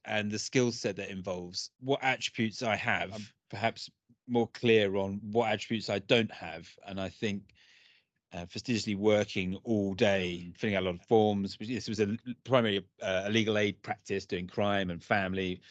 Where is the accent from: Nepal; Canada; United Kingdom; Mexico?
United Kingdom; Brentwood, East of England; I grew up in a town called Brentwood in Essex